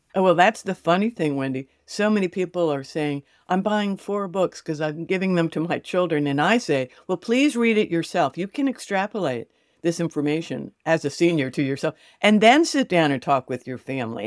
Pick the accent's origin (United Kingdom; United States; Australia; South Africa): United States; New York City, New York; also born or lived in Connecticut / Fort Lauderdale, Florida; now in Gainesville, United States; I grew up in New York City with an identical twin sister.